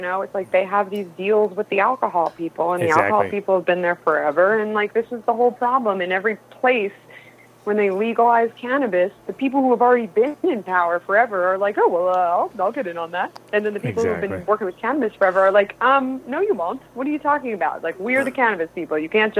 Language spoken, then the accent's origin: English; New York, United States; moved away as an adult; now in Los Angeles, United States; Yeah, I grew up in New York. Uh-huh. I've been in LA 8 years.